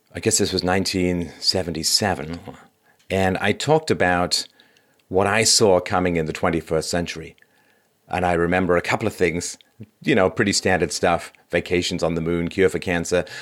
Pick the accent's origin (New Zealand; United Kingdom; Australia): United Kingdom; London; moved away; I grew up in London